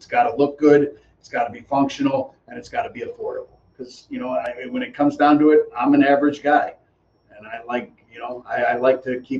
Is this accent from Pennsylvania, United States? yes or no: yes; Titusville, Pennsylvania, United States; moved away; growing up in Pennsylvania. It was a way of life.